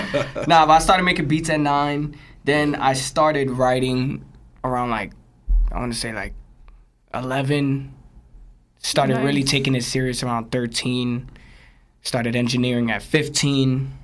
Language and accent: English; Jersey City, New Jersey, United States; also born or lived in Brooklyn; But I was raised in Jersey City.